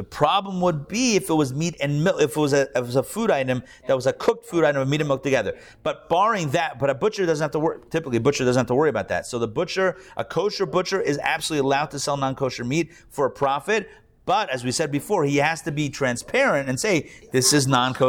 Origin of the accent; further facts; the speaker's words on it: Pittsburgh, Pennsylvania, United States; now in Atlanta, United States; growing up in Pittsburgh